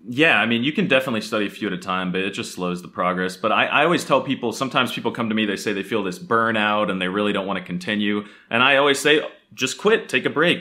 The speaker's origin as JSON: {"language": "English", "country": "United States", "tie": "born or raised there", "first_language": "English", "said": "as an American growing up"}